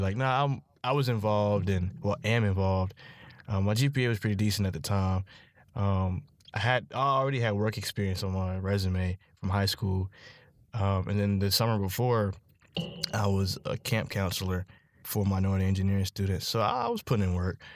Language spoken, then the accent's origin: English; Charlotte, North Carolina, United States; I'm from Charlotte, North Carolina, seven zero four.